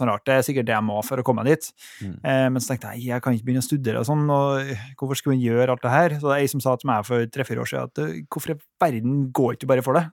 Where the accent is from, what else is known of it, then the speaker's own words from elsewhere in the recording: Trondheim, Trøndelag, Norway; Jeg er jo herfra